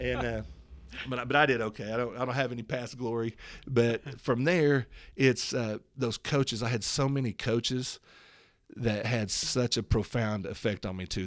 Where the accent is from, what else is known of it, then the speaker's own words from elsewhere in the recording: Tulsa, Oklahoma, United States; I was born in Tulsa, Oklahoma